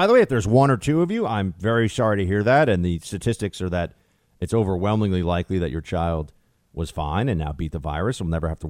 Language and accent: English; New York City, New York, United States; my hometown that I've paid exorbitant taxes in for decades now and that I've lived in pretty much my entire adult life.